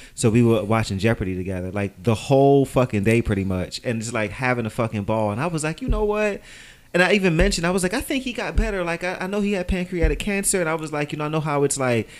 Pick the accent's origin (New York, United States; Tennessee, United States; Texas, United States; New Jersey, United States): New York, United States; New York City; I'm from New York